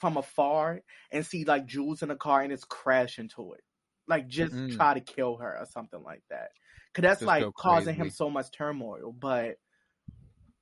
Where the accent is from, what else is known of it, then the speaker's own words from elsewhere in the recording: Baltimore, Maryland, United States; accent: Baltimore; my Baltimore accent